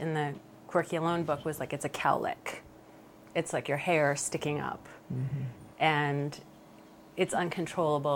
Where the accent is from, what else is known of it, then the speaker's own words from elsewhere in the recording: Rhode Island, United States; moved away; I grew up in Rhode Island, which is a very quirky, interesting state